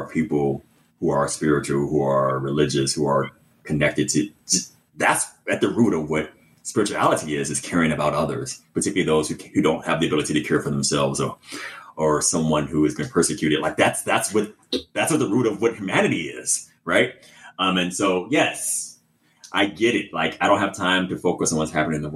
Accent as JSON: {"language": "English", "town": "Chicago", "region": "Illinois", "country": "United States", "tie": "born or raised there", "said": "growing up in Chicago, you know, in the house you mentioned"}